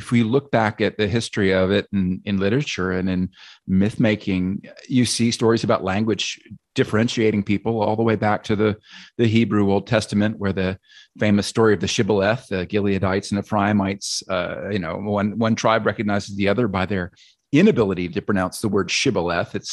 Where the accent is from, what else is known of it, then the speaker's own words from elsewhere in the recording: United States; accent: American; I'm lucky to have an accent most people do consider pretty neutral uh, as an American accent, although it's not neutral in the UK.